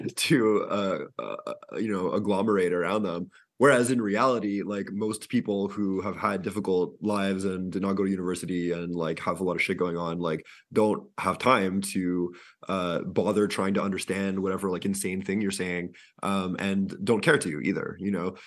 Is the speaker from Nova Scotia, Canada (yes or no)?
no; Quebec, Canada; I I'm from Quebec